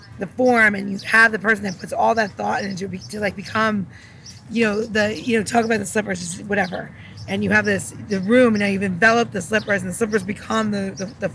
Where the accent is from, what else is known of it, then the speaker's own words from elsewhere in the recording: Elmont, New York, United States; also born or lived in Jamaica, Queens; I'm from Elmont.